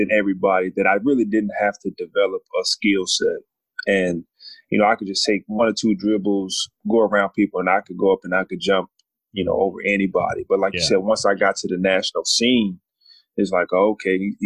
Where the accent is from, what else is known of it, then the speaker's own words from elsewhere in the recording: Louisville, Kentucky, United States; I'm from Louisville, Kentucky. And so I started out playing basketball at a very young age